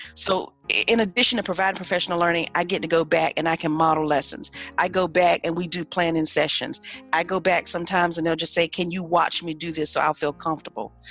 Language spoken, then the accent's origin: English; Ahoskie, North Carolina, United States; I am proudly from a little bitty town in northeastern North Carolina called Ahoskie.